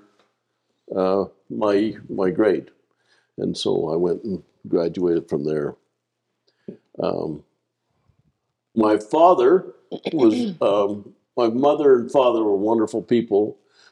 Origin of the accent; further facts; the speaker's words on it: Salt Lake City, Utah, United States; I was born and reared in Salt Lake here